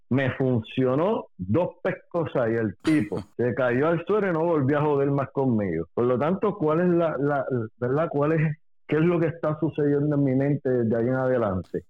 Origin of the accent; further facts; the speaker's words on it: Puerto Rico; yo soy puertorriqueño, nací y me crié aquí